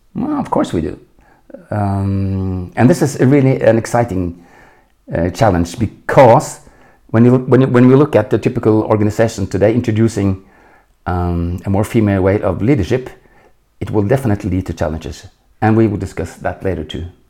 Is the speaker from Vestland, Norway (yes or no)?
no; Oslo, Norway; English is a second language; moved away as an adult; now in Munich, Germany; I was born in Oslo in 1952